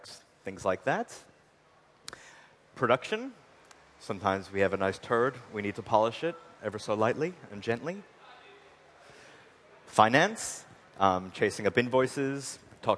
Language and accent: English; Long Island, New York, United States; I'm originally from Long Island, New York